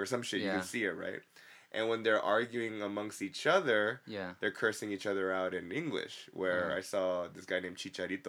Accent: Los Angeles, California, United States; I'm, you know, ethnically and, you know, by blood, I'm Korean and I, you know, I live here, but I grew up in East LA, bro.

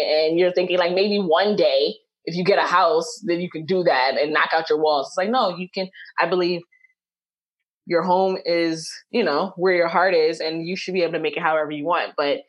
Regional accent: Jamaica; And it's just like, we're unpopular opinions. Like, and I'm Jamaican.

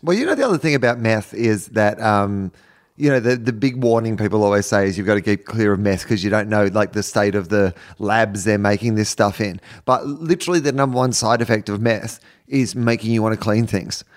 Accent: Australia; being Australian

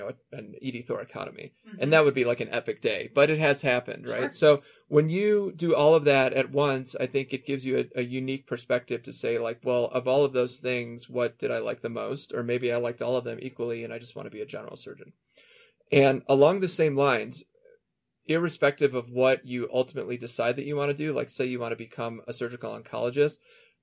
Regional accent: Chicago, Illinois, United States; moved away as an adult; also born or lived in Philadelphia, United States; now in Denver, United States; I grew up in Chicago

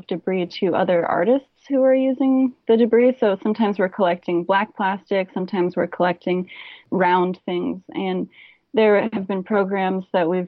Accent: Hawaii, United States; I grew up in Hawaii

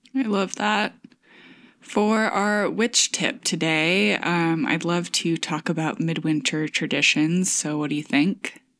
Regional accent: Michigan, United States; moved away; farmhouse in my hometown

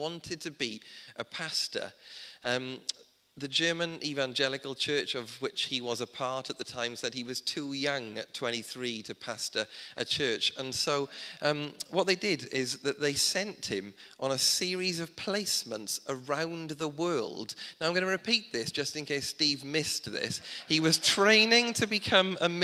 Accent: South Wales, United Kingdom; Growing up in South Wales, I didn't grow up in a Welsh speaking community.

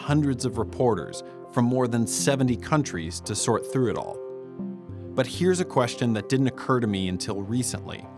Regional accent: San Diego, California, United States; I'm from San Diego

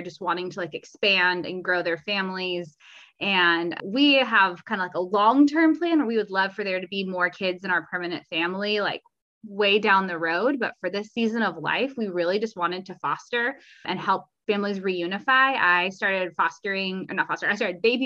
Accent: California, United States; also born or lived in Mississippi / Atlanta; I'm from California

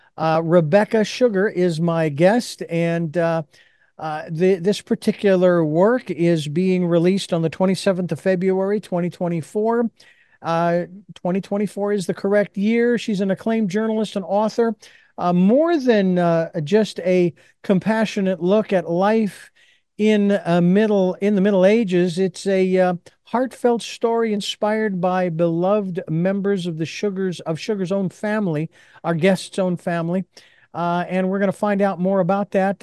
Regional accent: Phoenix, Arizona, United States; I was born and raised in Phoenix, Arizona.

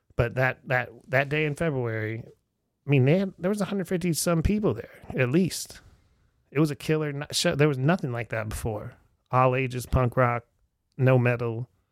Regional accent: Erie, Pennsylvania, United States; moved away; I'm back in my hometown of Erie, Pennsylvania

